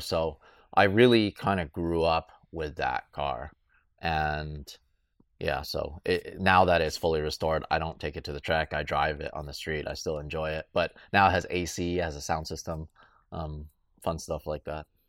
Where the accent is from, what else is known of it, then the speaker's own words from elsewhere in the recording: Southern California, United States; I grew up in Southern California